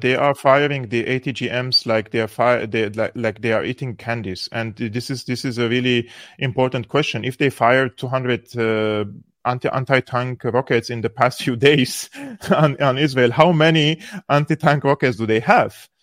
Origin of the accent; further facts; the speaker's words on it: Syria; I come from Syria